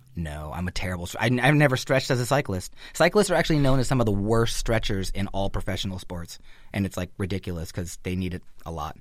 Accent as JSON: {"language": "English", "region": "Northern California", "country": "United States", "tie": "born or raised there", "said": "growing up in Northern California, you just have that opportunity to be outside a lot"}